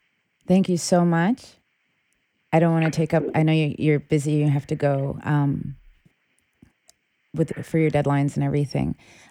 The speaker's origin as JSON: {"language": "English", "area": "Westchester", "region": "New York", "country": "United States", "tie": "born or raised there", "also_born_or_lived": "Sudan", "said": "as someone who is an African American, I was born in Sudan. I came here when I was 3. I grew up in New York. I grew up in Westchester. So to me, I'm very American, but I'm very connected to Sudan. The majority of my family still lives in Khartoum."}